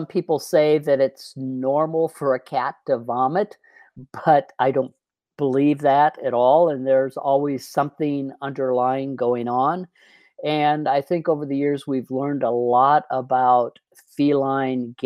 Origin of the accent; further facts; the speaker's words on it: Iowa, United States; moved away as an adult; also born or lived in New York City, United States; now in Colorado, United States; I grew up in Iowa on a farm